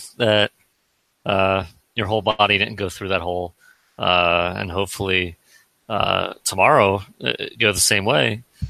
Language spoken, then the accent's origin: English; Philadelphia, Pennsylvania, United States; when I was growing up in Philly